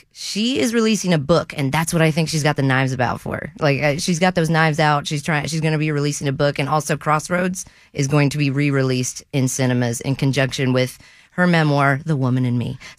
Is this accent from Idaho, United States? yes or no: no; West Virginia, United States; I mean, I'm from West Virginia